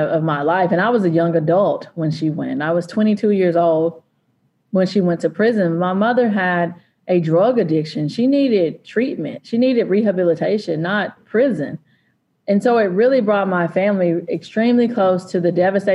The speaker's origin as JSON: {"language": "English", "region": "East Texas", "country": "United States", "said": "I'm from East Texas"}